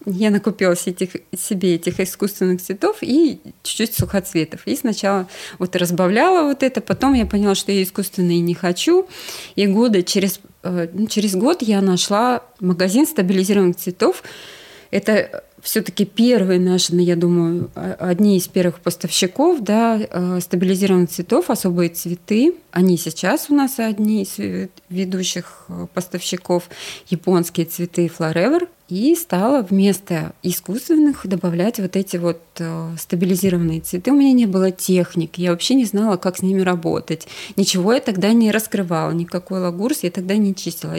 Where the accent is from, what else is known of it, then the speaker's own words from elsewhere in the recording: Sakhalin Oblast, Russia; moved away as an adult; also born or lived in Yakutsk / Saint Petersburg / Crimea; В 9 лет э, я уех, уехала с родителями на Сахалин. Mm. Э, и там я жила до 20 Э, двух лет и потом переехала